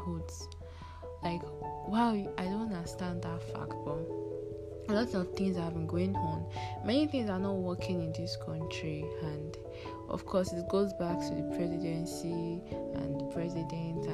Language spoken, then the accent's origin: English; Nigeria; I'm from Nigeria.